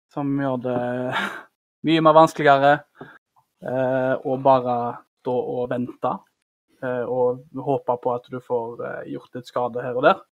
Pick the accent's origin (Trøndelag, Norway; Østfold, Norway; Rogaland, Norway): Rogaland, Norway; Karmøy; Jeg kommer fra Karmøy